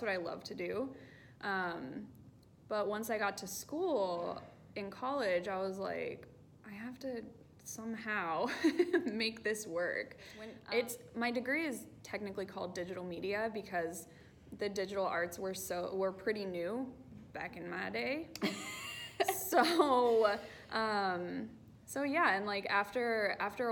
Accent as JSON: {"language": "English", "region": "North Texas", "country": "United States", "moved": "yes", "lives_now": "Southern California, United States", "said": "I am from North Texas"}